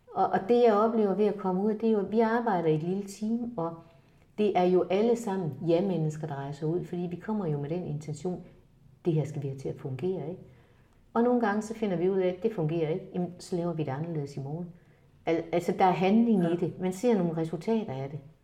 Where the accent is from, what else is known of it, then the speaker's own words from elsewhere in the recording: Denmark; jeg er faktisk også en af de danskere